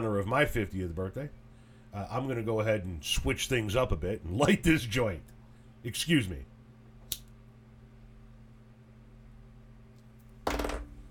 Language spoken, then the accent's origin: English; Melrose Park, Illinois, United States; I was born on May 13th, 1972 at Gottlieb Hospital in Melrose Park, Illinois